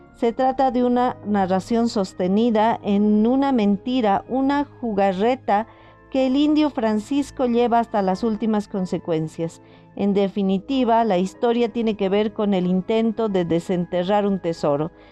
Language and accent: Spanish; Potosí, Bolivia; mi ciudad natal, Potosí